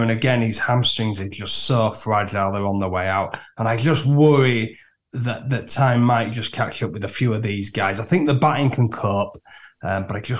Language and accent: English; Yorkshire and the Humber, United Kingdom; I'm a Yorkshireman